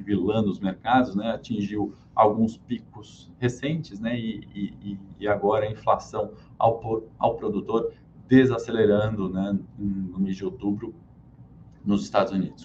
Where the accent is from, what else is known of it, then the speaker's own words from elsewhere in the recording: Brazil; falando como brasileiro